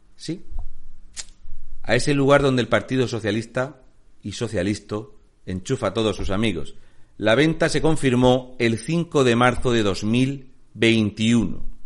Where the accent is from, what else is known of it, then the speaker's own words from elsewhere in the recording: Region of Murcia, Spain; soy un murciano encabronado.